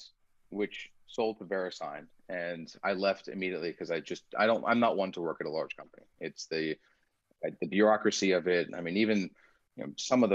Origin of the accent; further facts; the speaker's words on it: United States; first language Persian; English is a second language; I am first generation American.